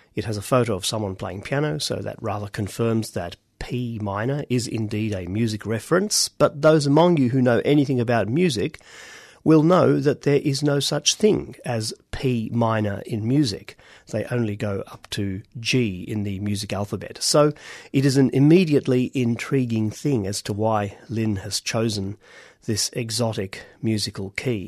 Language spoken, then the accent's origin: English; Australia; accent: Australian; our voices and accents as completely Australian